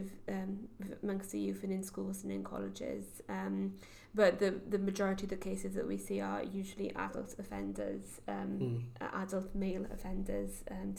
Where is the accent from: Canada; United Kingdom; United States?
United Kingdom; the Valleys, Wales; moved away as an adult; also born or lived in Cardiff; I was brought up in the Valleys